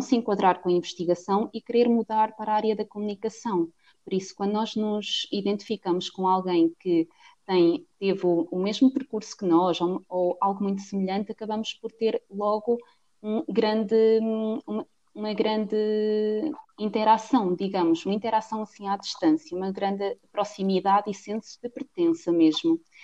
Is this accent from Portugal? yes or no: yes; Cantanhede, Centro, Portugal; sou portuguesa, tenho 23 anos e hum, vivo na cidade de Coimbra, no distrito, melhor dizendo, hum, mas a minha cidade mesmo é em Cantanhede